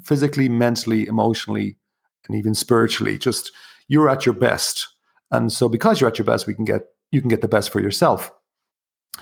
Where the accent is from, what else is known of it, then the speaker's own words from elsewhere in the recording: County Kilkenny, Ireland; also born or lived in Dublin, Ireland (born); now in Wicklow, Ireland; I'm originally from County Kilkenny, which is in the southeast.